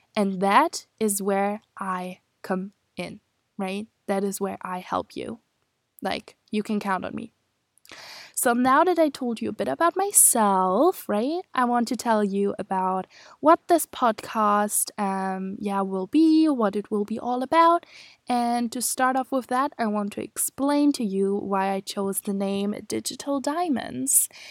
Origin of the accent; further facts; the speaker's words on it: Germany; moved away as an adult; now in Scotland, United Kingdom; I am from Germany, and I am studying abroad in Scotland, in the U K